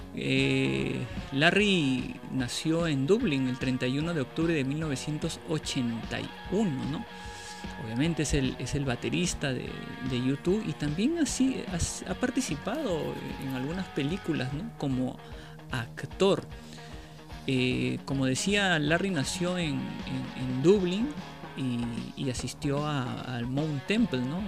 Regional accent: Peru; Nosotros somos de acá de Perú

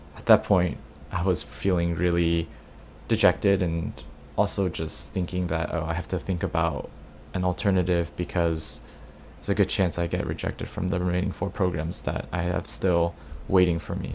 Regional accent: Dallas, Texas, United States; now in New York, United States; my hometown in Dallas

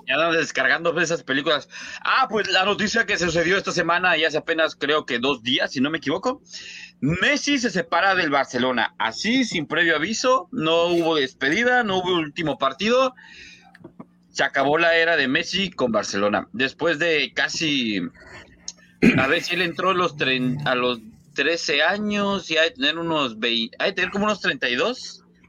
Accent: Mexico; nosotros, al menos como mexicanos

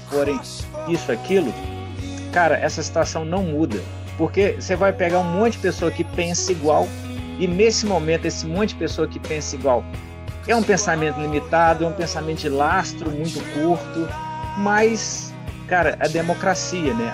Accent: Ubá, Minas Gerais, Brazil; Eu sou de Ubá, que é uma cidade do interior

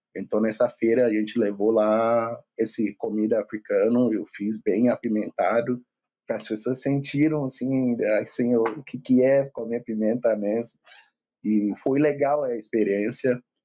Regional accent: Lagos, Nigeria; now in Porto Alegre, Brazil; da Nigéria, de Lagos, Nigéria. Eu vivo aqui em Porto Alegre há 16 anos

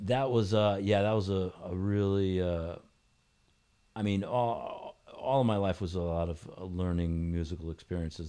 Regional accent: New Britain, Connecticut, United States; also born or lived in Hartford; I grew up in New Britain

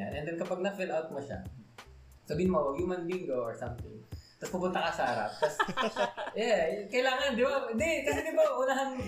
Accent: Calabarzon, Philippines; accent: konyo; also born or lived in Manila; nawala uh, na yung ano, konyo accent ko. Uh, I had it

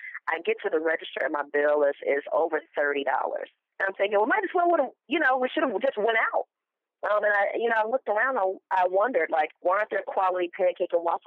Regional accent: Mobile, Alabama, United States; I'm originally from Mobile, Alabama, a small city, but a place where food plays a big part

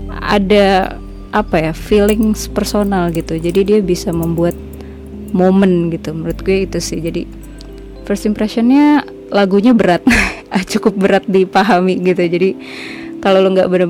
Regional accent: Padang, West Sumatra, Indonesia; gue kan gue kan orang Sumatera gue kan orang Padang

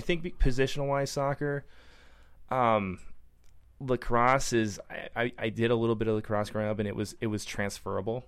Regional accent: Minnesota, United States; moved away as an adult; also born or lived in Brunswick, Maine; now in San Diego, United States; I grew up in Minnesota, so it was like growing up in Minnesota again

